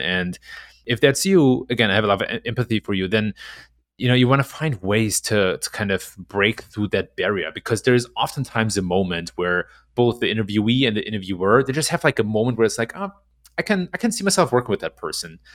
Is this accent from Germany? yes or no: yes; Germany; moved away as an adult; now in Chicago, United States; I was born and raised in Germany